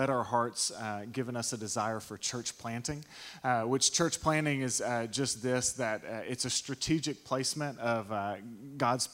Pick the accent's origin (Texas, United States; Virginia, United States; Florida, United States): Texas, United States; East; My wife and I, we were born and raised in East Texas and thought we would live the entirety of our life here